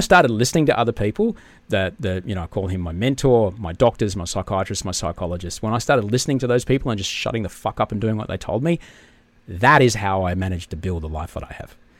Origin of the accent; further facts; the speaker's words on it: Brisbane, Queensland, Australia; I grew up in Brisbane